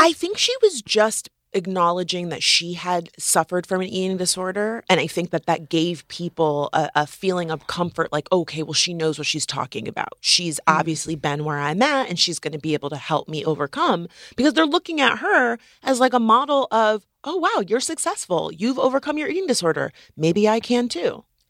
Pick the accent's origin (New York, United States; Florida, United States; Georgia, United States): Florida, United States; I'm from Florida